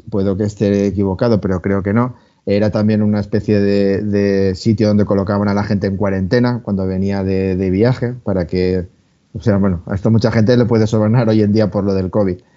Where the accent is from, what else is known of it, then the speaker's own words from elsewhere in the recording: Valencian Community, Spain; se nos ve un poco el plumero que somos valencianos, ¿eh?